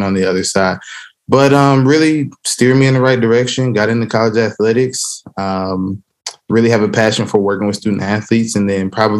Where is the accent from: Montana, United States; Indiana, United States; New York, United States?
Indiana, United States; Fort Wayne; also born or lived in Nashville, Tennessee; I was raised in Fort Wayne, Indiana